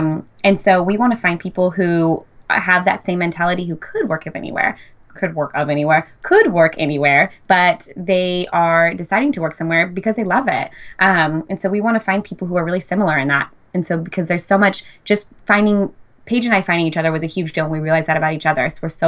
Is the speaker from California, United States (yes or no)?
yes; Fresno, California, United States; now in San Luis Obispo, United States; But I moved to San Luis Obispo from the Fresno area. And a lot of my initial clientele was people that I knew from home, because that was like where my roots were the deepest at the time.